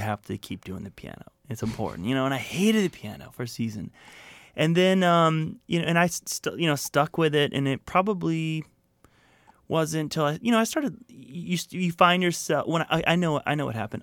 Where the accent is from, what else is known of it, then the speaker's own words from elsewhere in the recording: Florida, United States; moved away as an adult; also born or lived in Atlanta, Georgia / Connecticut / Santa Monica, California; I grew up in Florida. I was born in Atlanta, Georgia. We moved to, uh, Connecticut for a tiny bit, but grew up in Florida